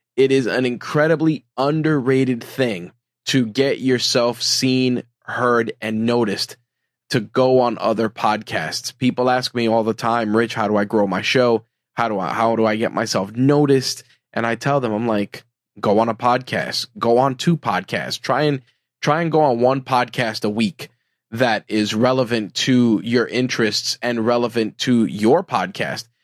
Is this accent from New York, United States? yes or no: yes; New York City, New York, United States; being a New Yorker